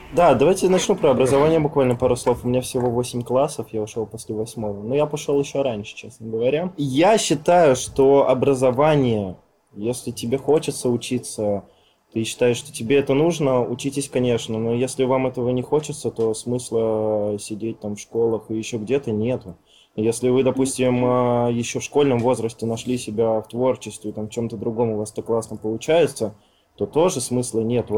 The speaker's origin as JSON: {"language": "Russian", "region": "Siberia", "country": "Russia", "moved": "as an adult", "lives_now": "Moscow, Russia", "said": "Я из Сибири, я только два месяца в Москве."}